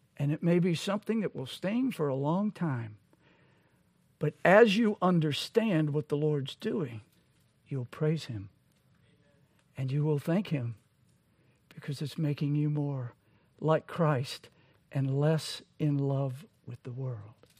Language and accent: English; Louisiana, United States; I'm from Louisiana.